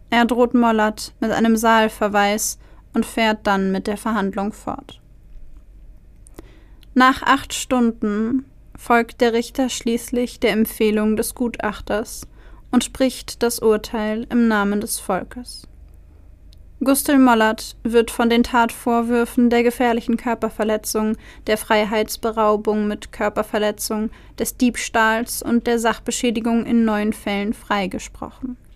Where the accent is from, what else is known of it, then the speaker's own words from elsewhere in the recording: Nuremberg, Bavaria, Germany; Ich stamme aus Nürnberg